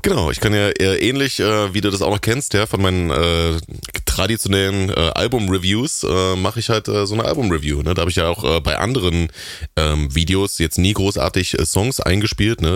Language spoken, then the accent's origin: German; the East, eastern Germany, Germany; Das, das gab's bei uns damals nicht im rauen Osten